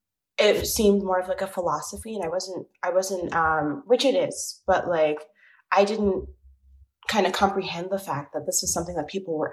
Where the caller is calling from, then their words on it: New York City, New York, United States; I am 25 years old, and I'm calling from Brooklyn, New York